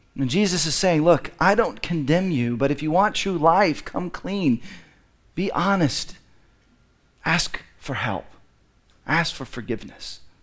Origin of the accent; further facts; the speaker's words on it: Dallas, Texas, United States; I grew up in Dallas, which I think is the belt buckle of the Bible Belt